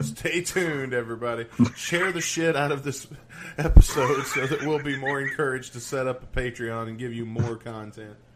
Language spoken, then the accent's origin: English; the South, United States; I'm from the South